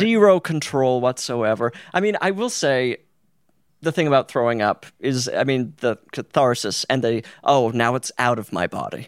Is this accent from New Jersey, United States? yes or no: no; Utah, United States; born or raised there; moved away